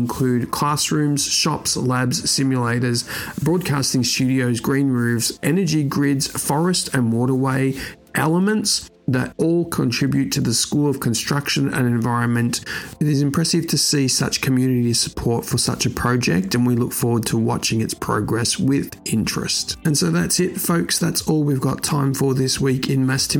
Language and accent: English; Australia; moved away; back to my home country, Australia